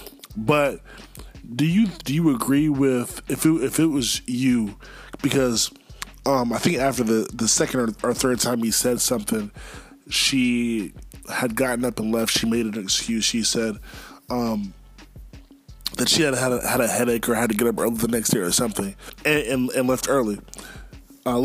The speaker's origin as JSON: {"language": "English", "town": "Charlotte", "region": "North Carolina", "country": "United States", "tie": "born or raised there", "said": "Charlotte, my hometown."}